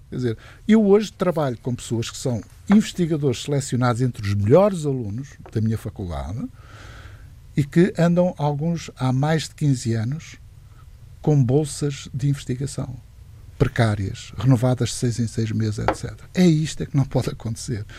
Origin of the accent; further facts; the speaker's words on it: near Lisbon, Portugal; Nasci, nasci aqui bem perto de Lisboa